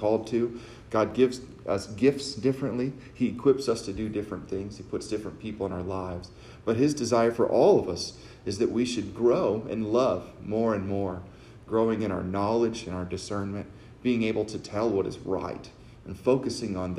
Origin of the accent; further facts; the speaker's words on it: Texas, United States; I'm from Texas. I got a different upbringing from people.